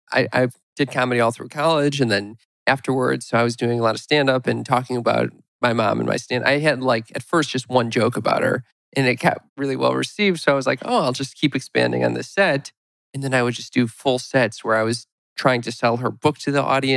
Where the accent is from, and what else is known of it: Chicago, Illinois, United States